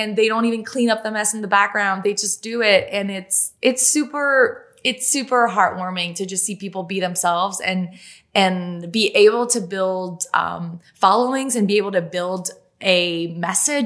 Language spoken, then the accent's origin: English; Canada; first language French; English is a second language; I'm French Canadian. English is my second language.